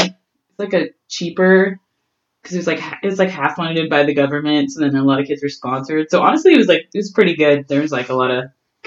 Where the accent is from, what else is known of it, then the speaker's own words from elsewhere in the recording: Winnipeg, Manitoba, Canada; Like, I really like to hang out with people, and I think that's really what the North End is.